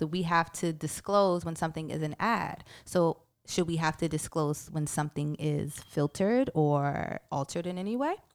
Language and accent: English; New York City, New York, United States; I'm from Brooklyn